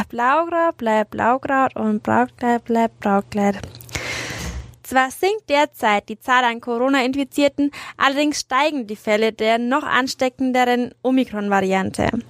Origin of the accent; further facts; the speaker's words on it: Nuremberg, Bavaria, Germany; Also als Nürnberger denkt man zum Beispiel an den Weinmarkt, der ganz stark äh, verkehrsberuhigt wurde und für Fußgänger attraktiver werden sollte.